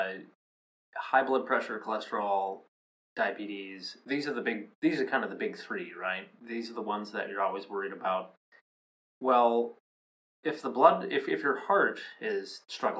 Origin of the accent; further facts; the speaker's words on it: Minnesota, United States; I grew up here in the Midwest in Minnesota